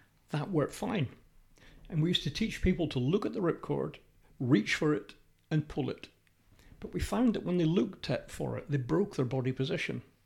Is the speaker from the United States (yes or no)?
no; United Kingdom; we're British